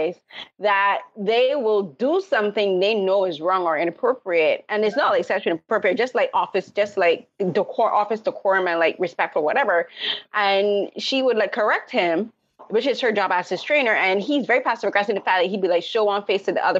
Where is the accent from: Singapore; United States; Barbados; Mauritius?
Barbados; moved away; I was raised in the Caribbean from Barbados